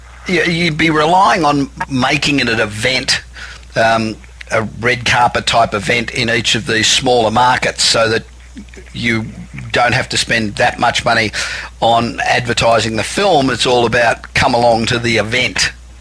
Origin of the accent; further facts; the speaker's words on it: Australia; moved away as an adult; I'm an Aussie, obviously, and although I've been here 25 years, but I belong to Australians in Film